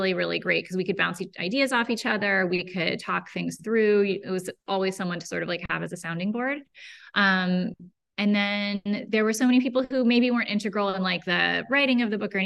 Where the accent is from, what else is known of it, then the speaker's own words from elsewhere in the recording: Berkeley, California, United States; also born or lived in Emeryville / Oakland / El Cerrito; I grew up here. I was born in Berkeley. I lived in all the little towns around here, like Emeryville, Oakland, El Cerrito, all within a 20-mile radius